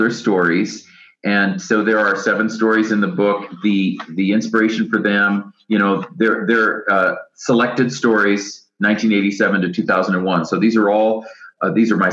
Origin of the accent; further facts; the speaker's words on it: United States; even I, as an American